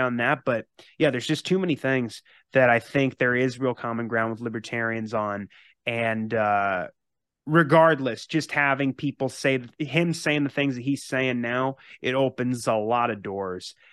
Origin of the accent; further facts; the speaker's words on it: Massachusetts, United States; I was born in Massachusetts